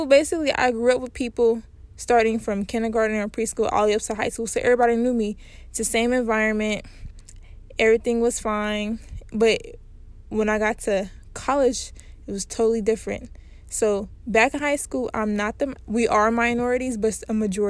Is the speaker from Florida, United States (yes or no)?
no; Cincinnati, Ohio, United States; I grew up in Cincinnati